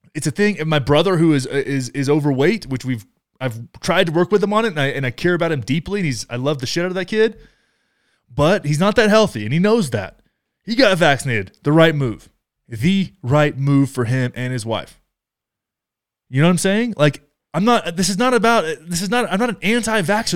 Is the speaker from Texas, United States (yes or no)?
yes; Texas, United States; moved away; I love Texas. I grew up in Texas